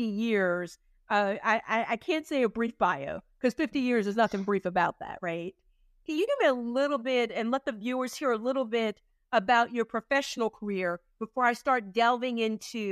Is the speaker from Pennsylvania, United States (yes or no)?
yes; Pittsburgh, Pennsylvania, United States; moved away; I'm originally from Pittsburgh. So I'm a city girl